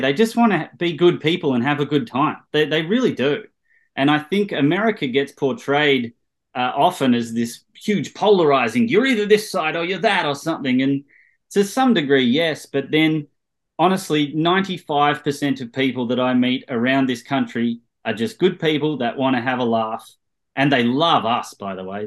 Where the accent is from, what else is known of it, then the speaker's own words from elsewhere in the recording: Australia; moved away as an adult; now in Los Angeles, United States; we're all Australians